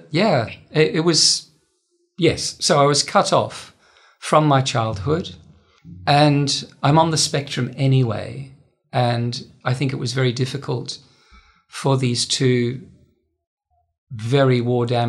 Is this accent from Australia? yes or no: yes; Melbourne, Victoria, Australia; also born or lived in Netherlands; where I grew up wasn't so much rural, it was the outer suburbs.